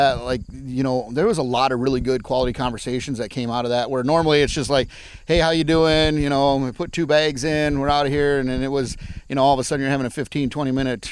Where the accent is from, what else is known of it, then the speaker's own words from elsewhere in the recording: South Wayne, Wisconsin, United States; also born or lived in Long Beach, California; I grew up in South Wayne, Wisconsin, which is a town of about 400 people